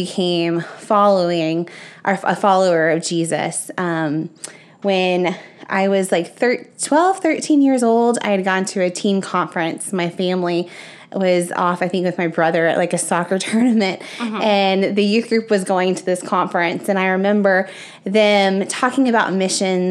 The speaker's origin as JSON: {"language": "English", "town": "Spring", "region": "Texas", "country": "United States", "tie": "born or raised there", "said": "I grew up in Spring, Texas"}